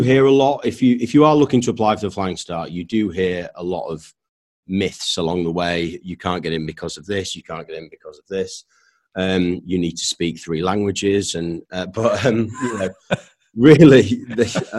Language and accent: English; Leeds, Yorkshire and the Humber, United Kingdom; moved away as an adult; also born or lived in London / Newmarket; I grew up in Leeds, not around horses.